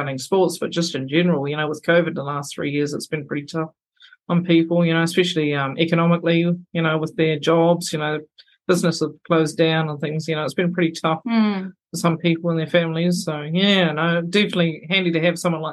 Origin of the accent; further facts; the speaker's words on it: Timaru, Canterbury, New Zealand; moved away as an adult; now in Rarotonga, Cook Islands; we're from Timaru, which is 2.5 hours south of Christchurch